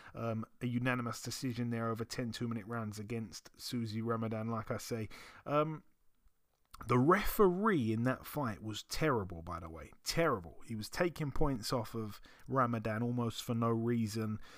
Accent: London, United Kingdom; I'm from London.

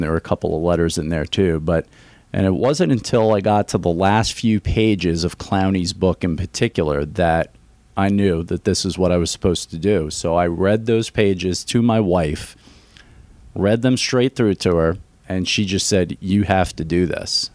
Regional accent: New York City, New York, United States; moved away as an adult; also born or lived in suburbs of Philadelphia; now in Greenville, United States; I grew up in New York City.

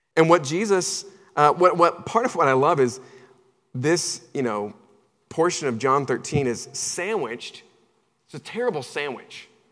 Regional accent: Charlotte, North Carolina, United States; moved away; I'm originally from Charlotte, North Carolina

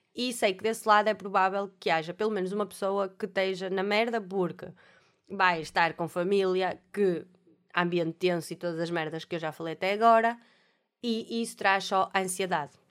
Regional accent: Alfena, North, Portugal; Eu sou da Alfena, em Alfena, aquilo é, toda a gente se conhece

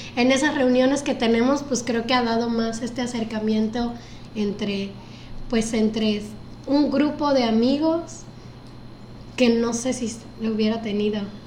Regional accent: Guerrero, Mexico; somos dos costeños enamorados de Acapulco

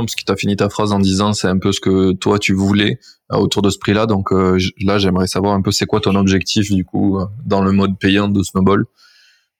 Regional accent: France; je suis français

